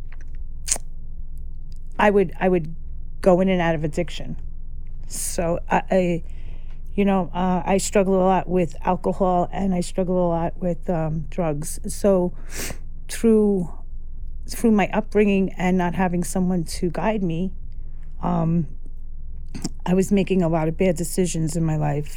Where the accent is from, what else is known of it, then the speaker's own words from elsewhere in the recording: New York City, New York, United States; I grew up in Carroll Gardens, just right around here.